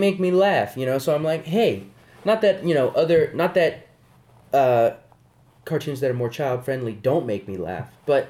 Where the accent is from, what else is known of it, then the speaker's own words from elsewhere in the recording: New Mexico, United States; New Mexico's where I'm from. It's just the truth.